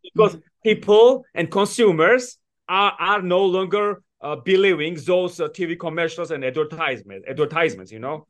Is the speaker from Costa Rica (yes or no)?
no; Georgia; moved away; also born or lived in United States; I was born in Georgia